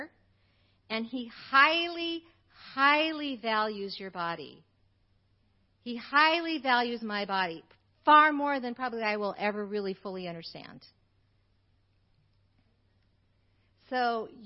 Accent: United States; I grew up in America

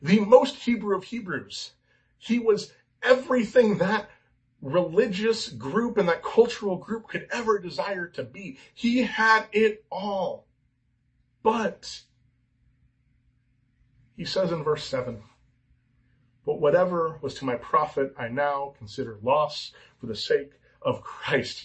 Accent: California, United States; I'm an American. I'm a Californian

